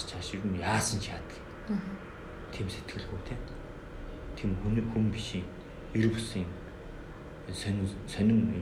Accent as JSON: {"language": "Mongolian", "country": "Mongolia", "said": "бид бол Монгол хүн гэдгийг мартаж болохгүй."}